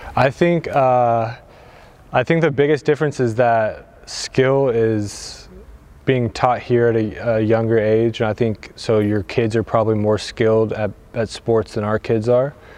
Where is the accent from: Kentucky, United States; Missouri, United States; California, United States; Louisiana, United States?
Kentucky, United States; Louisville; moved away as an adult; now in Portugal; I'm from Louisville, Kentucky uh, in the States